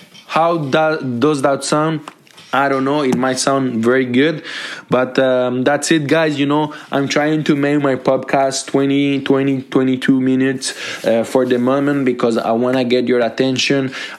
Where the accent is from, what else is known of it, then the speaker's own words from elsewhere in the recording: Montreal, Quebec, Canada; Because I grew up in Montreal, and Montreal is my lovely city.